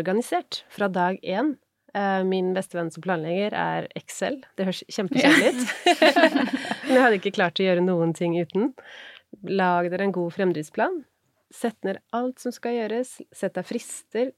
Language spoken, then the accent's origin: Norwegian; Norway; er jeg norsk